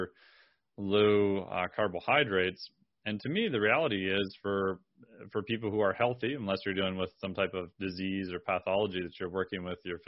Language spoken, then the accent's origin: English; Minnesota, United States; I'm from Minnesota